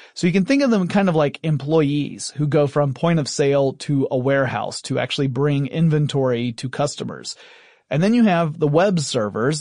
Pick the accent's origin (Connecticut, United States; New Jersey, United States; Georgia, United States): Georgia, United States; Atlanta; Atlanta, Georgia, my hometown